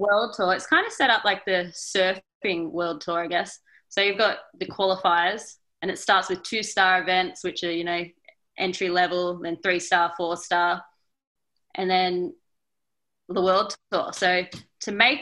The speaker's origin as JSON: {"language": "English", "town": "Newcastle", "region": "New South Wales", "country": "Australia", "said": "I'm from Newcastle, which is about a 7-hour drive to the snow."}